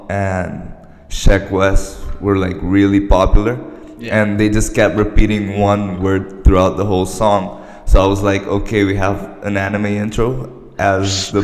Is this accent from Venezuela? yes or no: yes; Venezuela; I'm from Venezuela.